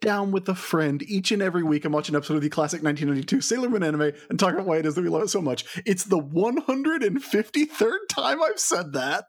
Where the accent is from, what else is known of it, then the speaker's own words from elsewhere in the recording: American South, United States; accent: Southern; as I age, my accent is getting thicker